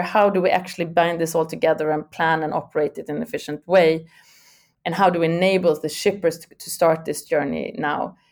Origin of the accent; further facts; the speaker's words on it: Sweden; I'm from originally born and raised in Sweden